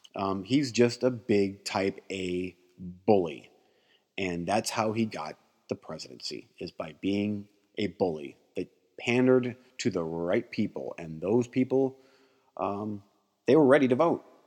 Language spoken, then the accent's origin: English; United States; as an American